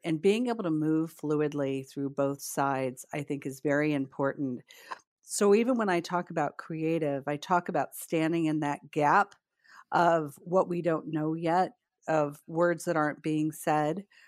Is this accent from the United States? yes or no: yes; northern Indiana, United States; moved away as an adult; also born or lived in Pembroke Pines, Florida; now in Melbourne, Florida, United States; I grew up in a really small farming community in northern Indiana